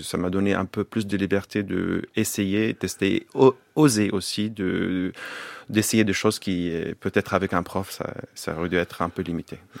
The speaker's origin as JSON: {"language": "French", "town": "Bethlehem", "country": "Palestine", "tie": "born or raised there", "also_born_or_lived": "Jerusalem", "second_language": "French", "moved": "as an adult", "said": "Jusqu'à 19 ans. Je suis grandi à Bethléem. Je suis né à Jérusalem"}